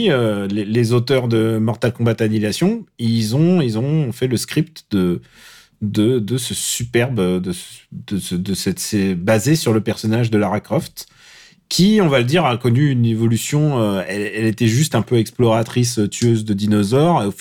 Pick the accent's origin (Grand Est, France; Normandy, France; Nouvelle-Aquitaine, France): Normandy, France; c'est tout ce que je suis Normand, mec. Ah bon mais j'ai passé euh, une grande partie de mon enfance en Normandie.